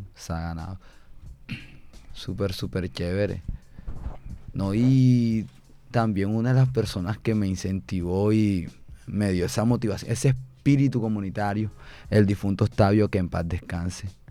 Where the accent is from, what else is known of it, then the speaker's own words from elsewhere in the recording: Barranquilla, Atlántico, Colombia; soy de las Malvinas